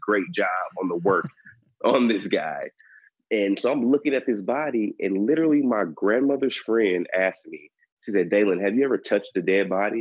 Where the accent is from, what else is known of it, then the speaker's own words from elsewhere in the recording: Dallas, Texas, United States; I'm from Dallas, Texas